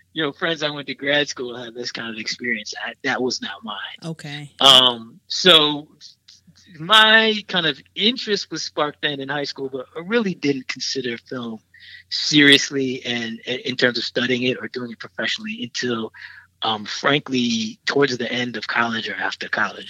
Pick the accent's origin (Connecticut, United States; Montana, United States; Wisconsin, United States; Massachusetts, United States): Wisconsin, United States; Milwaukee; moved away as an adult; now in Chicago, United States; in Milwaukee, went to Milwaukee public schools